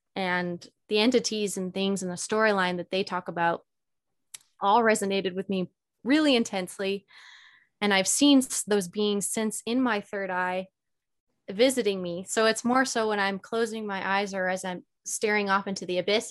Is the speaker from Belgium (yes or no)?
no; Alberta, Canada; moved away as an adult; now in Sedona, United States; I originally I'm Canadian. Okay. I'm from Alberta, Canada, and I was living up there alone at the time.